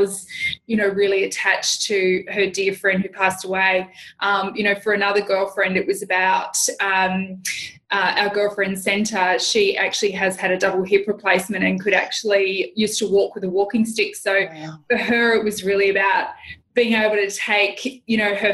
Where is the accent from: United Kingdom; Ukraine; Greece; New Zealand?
New Zealand; I'm from New Zealand.